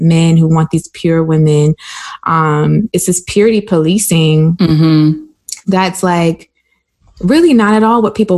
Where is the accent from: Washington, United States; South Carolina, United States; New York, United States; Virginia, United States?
South Carolina, United States; I grew up in South Carolina. And if you couldn't tell by the way I sound, well, that's why I grew up.